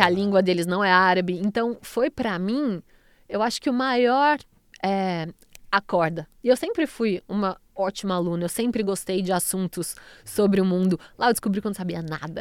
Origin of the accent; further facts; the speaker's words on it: Brazil; sou brasileira